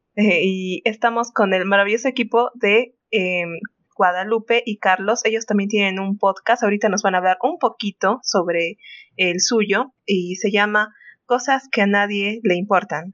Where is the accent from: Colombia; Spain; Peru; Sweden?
Peru; nosotros Mm, como peruanos